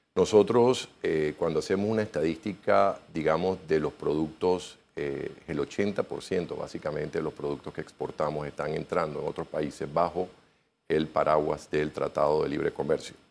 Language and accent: Spanish; Panama